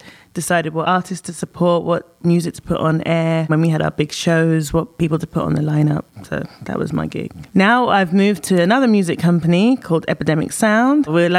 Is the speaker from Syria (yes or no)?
no; London, United Kingdom; moved away as an adult; now in New York, United States; I am from London, England. I've been living in New York for 3 years.